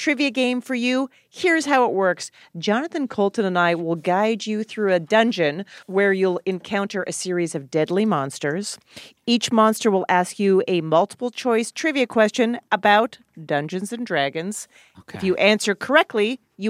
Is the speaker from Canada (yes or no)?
yes; Alberta, Canada; where I grew up in Alberta, Canada